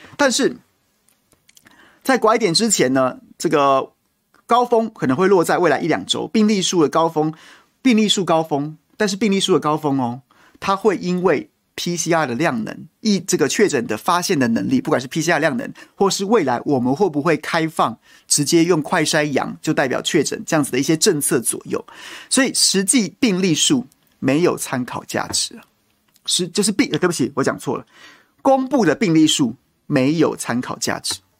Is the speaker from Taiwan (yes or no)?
yes; Taiwan; 我在这个国家出生、求学、长大、工作、纳税、服兵役